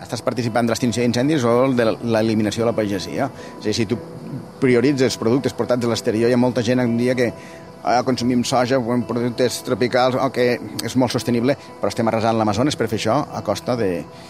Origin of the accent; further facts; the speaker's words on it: Tivissa, Catalonia, Spain; jo vaig néixer i visc a Terres de l'Ebre, i hi ha un poble que es diu Tivissa